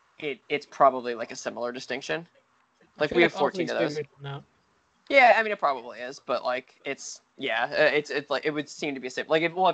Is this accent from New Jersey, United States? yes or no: yes; Bergen County, New Jersey, United States; So I'm from Bergen County. If you were to search like Bergen County or whatever in there, Bergen County, New Jersey.